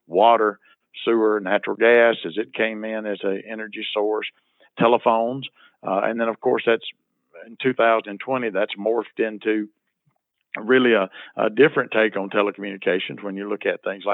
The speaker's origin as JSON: {"language": "English", "town": "Nettleton", "region": "Mississippi", "country": "United States", "tie": "born or raised there", "said": "I was elected mayor of my hometown of Nettleton back in 2001"}